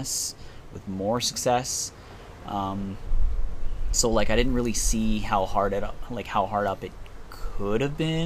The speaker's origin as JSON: {"language": "English", "town": "Oshawa", "region": "Ontario", "country": "Canada", "tie": "born or raised there", "said": "growing up in South Oshawa"}